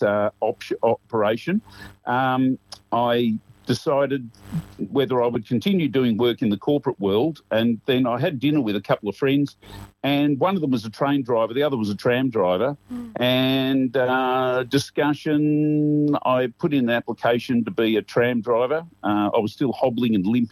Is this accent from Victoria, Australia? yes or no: yes; Camberwell, Victoria, Australia; I grew up in Camberwell, where I'm working at the moment